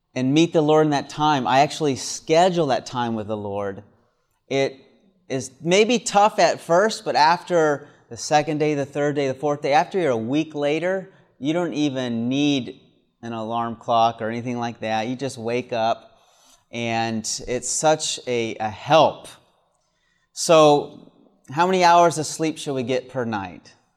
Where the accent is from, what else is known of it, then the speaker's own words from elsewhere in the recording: the South, United States; moved away; also born or lived in Michigan; I grew up in the South where the sun always shines just about